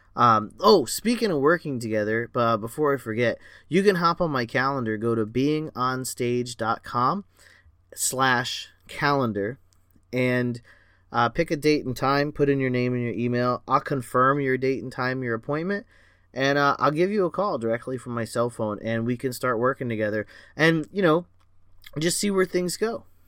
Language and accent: English; Florida, United States; I was born and raised in Florida